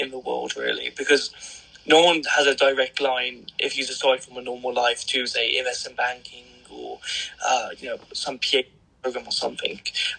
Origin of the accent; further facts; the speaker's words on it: Birmingham, West Midlands, United Kingdom; accent: Birmingham; when I get really pissed off or angry and start shouting, which is very rare, the Birmingham accent does come out.